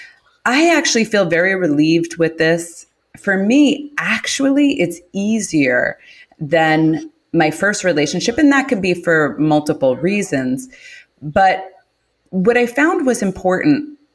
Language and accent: English; New York City, New York, United States; I'm from Queens. I'm from Queens, New York.